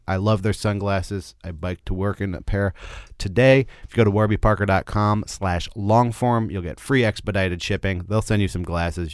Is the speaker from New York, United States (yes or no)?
no; Berkeley, California, United States; I'm, I'm from, uh, Berkeley